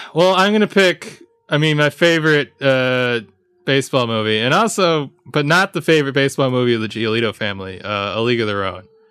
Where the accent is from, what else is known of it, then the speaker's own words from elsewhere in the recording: Jamaica; As a Jamaican